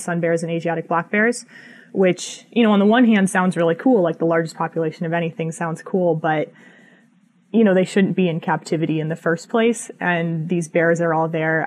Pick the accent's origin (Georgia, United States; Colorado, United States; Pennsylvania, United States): Colorado, United States; moved away; also born or lived in Montana / Wyoming; I'm from Colorado originally. I lived in Montana, lived in Wyoming